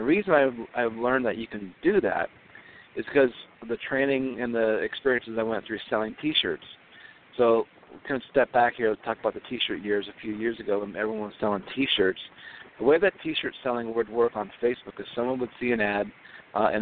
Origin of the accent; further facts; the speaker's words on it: Southern California, United States; now in Minnesota, United States; I grew up in Southern California on the beach